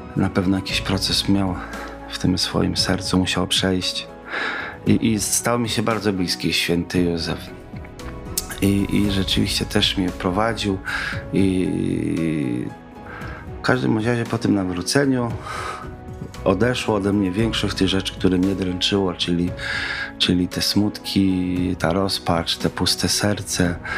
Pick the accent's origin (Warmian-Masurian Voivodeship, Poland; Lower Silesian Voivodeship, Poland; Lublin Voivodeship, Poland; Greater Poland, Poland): Lublin Voivodeship, Poland; Kazimierz Dolny; also born or lived in Kraśnik / Puławy; Urodziłem się w Kazimierzu Dolnym podczas zimy stulecia